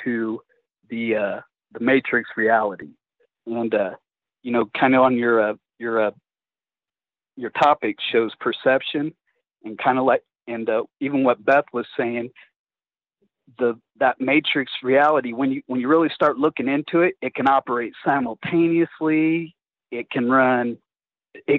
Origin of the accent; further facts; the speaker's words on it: Illinois, United States; now in Texas, United States; I come from Illinois, you know, I was born and raised in Illinois.